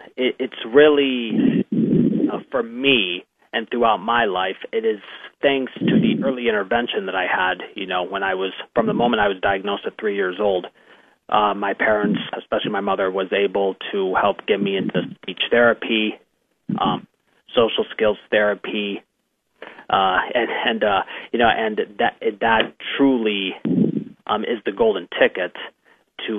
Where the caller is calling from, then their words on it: Mentor, Ohio, United States; I am calling from my home in Mentor, Ohio.